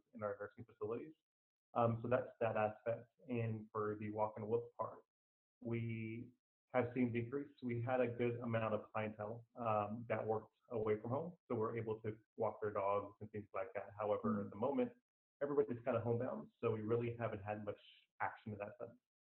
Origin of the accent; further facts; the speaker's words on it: Corpus Christi, Texas, United States; moved away as an adult; also born or lived in Austin / Pflugerville / Georgetown / Round Rock; now in San Marcos, United States; I'm actually originally from Corpus Christi, Texas